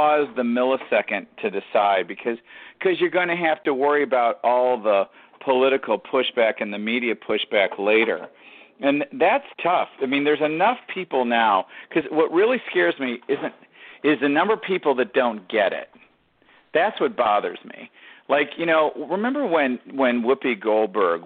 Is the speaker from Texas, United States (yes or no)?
no; Detroit, Michigan, United States; I grew up in Detroit